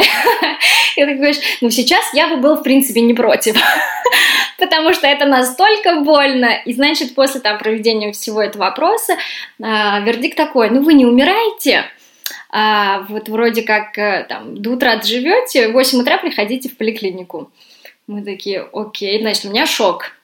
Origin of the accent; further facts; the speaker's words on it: Russia; moved away as an adult; now in London, United Kingdom; я из России